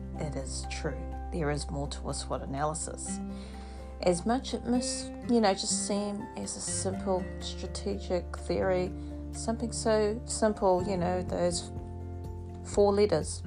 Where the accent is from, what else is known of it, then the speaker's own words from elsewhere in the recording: New Zealand; now in Australia; I am Māori, still Māori, true blue Māori from New Zealand. Yes, I am Indigenous, and of course I live here, and yes, I come from New Zealand, but I live here in Australia